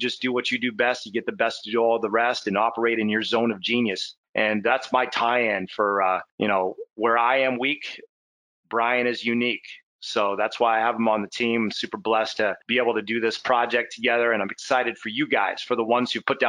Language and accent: English; Canada; we're Canadian, so you know, we're at least I am